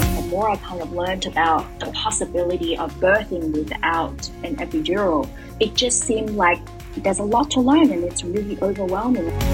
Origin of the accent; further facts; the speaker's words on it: Melbourne, Victoria, Australia; moved away as an adult; also born or lived in Guangzhou, China; now in Shanghai, China; I am from Melbourne, Australia